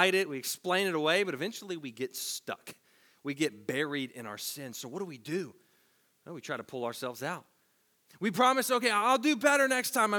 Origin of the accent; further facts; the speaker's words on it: Tennessee, United States; As a teenager growing up in Tennessee